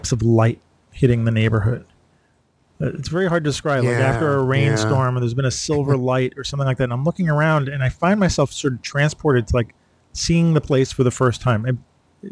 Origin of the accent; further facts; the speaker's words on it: New York City, New York, United States; I was born and raised in New York